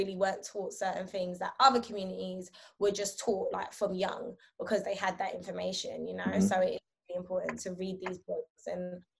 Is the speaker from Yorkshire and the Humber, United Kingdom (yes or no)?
no; London, United Kingdom; also born or lived in Brooklyn, New York, United States; I was born in South London